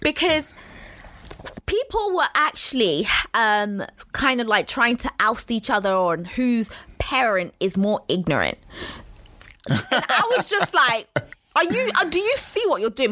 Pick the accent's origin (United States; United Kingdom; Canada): United Kingdom; London; I grew up in Walthamstow